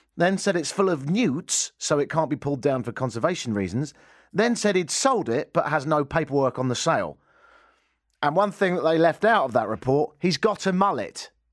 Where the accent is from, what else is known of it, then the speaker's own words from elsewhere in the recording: England, United Kingdom; moved away as an adult; also born or lived in Canada; now in Toronto, Canada; I grew up in England